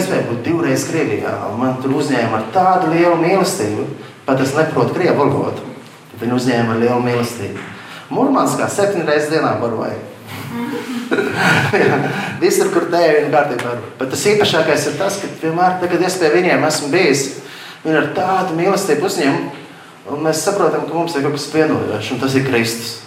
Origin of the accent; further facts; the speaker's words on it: Latvia; Es no Latvijas esmu aizbraucis